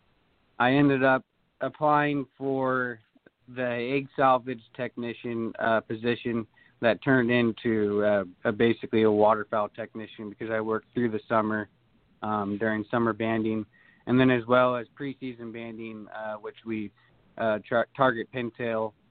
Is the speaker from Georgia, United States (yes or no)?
no; Durham, California, United States; I'm from Durham.